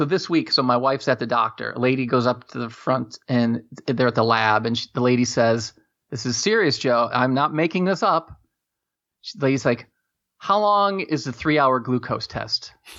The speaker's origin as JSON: {"language": "English", "country": "Germany", "tie": "born there", "said": "I was born in Germany"}